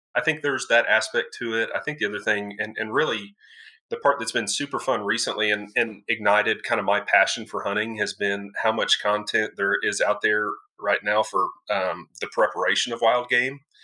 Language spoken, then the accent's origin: English; Denton County, North Texas, United States; also born or lived in Flower Mound, Texas; Born and raised in North Texas, yes, sir, Denton County.